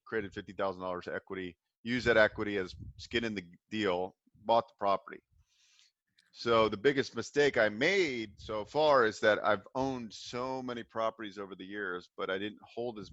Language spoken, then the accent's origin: English; Bay Area, California, United States; I grew up in the Bay Area